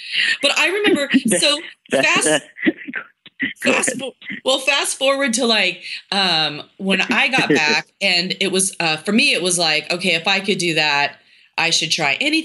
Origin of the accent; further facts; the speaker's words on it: Tri-Cities, Washington, United States; I grew up in the Tri-Cities